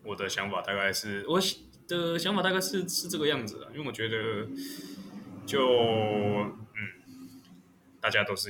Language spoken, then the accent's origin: Chinese; Taiwan; 就是我在国外，我从来不会承认我是台，我从来不会讲我是台湾人。